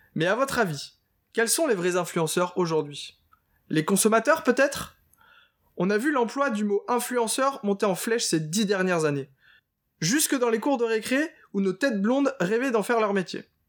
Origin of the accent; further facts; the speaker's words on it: Nord, Hauts-de-France, France; je suis originaire du Nord